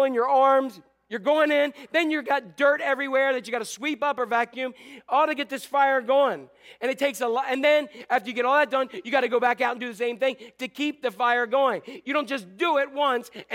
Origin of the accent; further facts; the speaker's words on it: Northeast, United States; When we were growing up in Northeast